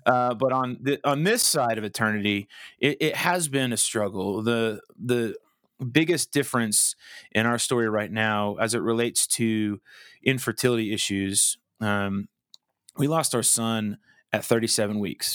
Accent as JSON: {"language": "English", "town": "Colorado Springs", "region": "Colorado", "country": "United States", "tie": "born or raised there", "also_born_or_lived": "Wichita, Kansas", "moved": "as an adult", "said": "I grew up in Colorado Springs"}